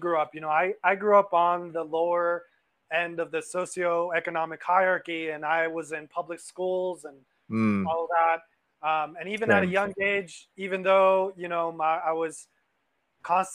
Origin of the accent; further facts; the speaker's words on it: Los Angeles, California, United States; I grew up in Los Angeles